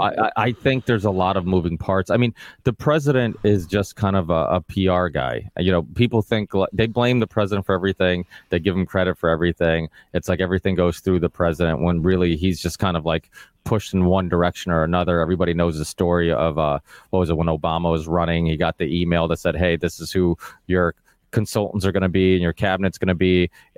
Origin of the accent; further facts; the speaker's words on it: Portugal; now in Massachusetts, United States; I live in a blue state. Like I said, I was originally from Portugal, but we moved to Massachusetts.